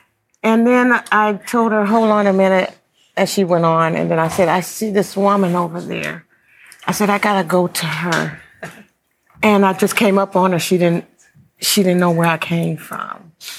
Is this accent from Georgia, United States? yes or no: yes; Atlanta, Georgia, United States; I'm from Atlanta